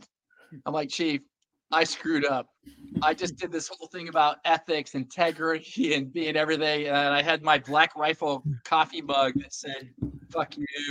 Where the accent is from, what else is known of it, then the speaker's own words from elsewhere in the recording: Texas, United States; I'm a Texan